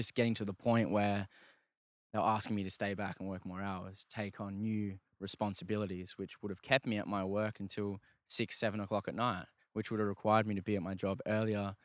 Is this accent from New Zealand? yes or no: no; Australia; I'm from Australia